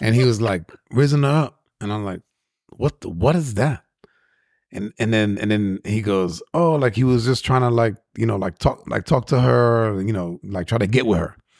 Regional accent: New York, United States; guys that I grew up with in New York

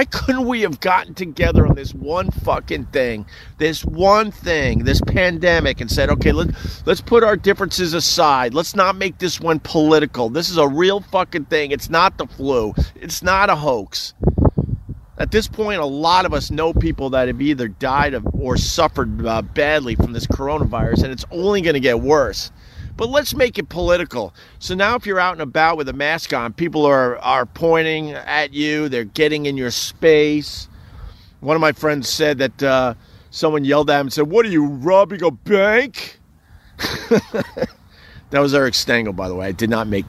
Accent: Centerport, New York, United States; I'm from Centerport, Long Island, a very, very small town on Long Island

